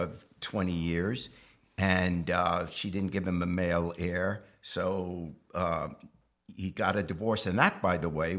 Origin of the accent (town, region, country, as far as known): England, United Kingdom; born or raised there; now in United States